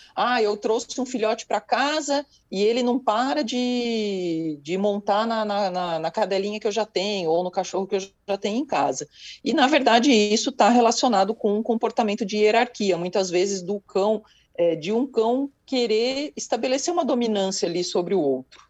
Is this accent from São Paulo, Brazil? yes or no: yes; São Paulo, Brazil; Eu sou de São Paulo